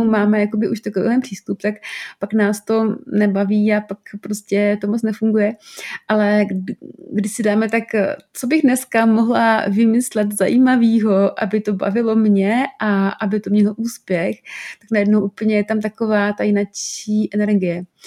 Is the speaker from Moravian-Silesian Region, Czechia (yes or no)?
no; South Moravian Region, Czechia; já třeba jsem z Moravy, z Jižní Moravy a záměrně používám nějaký slova občas